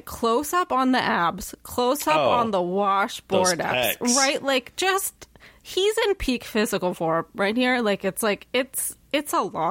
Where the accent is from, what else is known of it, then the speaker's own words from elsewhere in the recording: Toronto, Ontario, Canada; I've born and raised in Toronto. So like, I was like a city kid.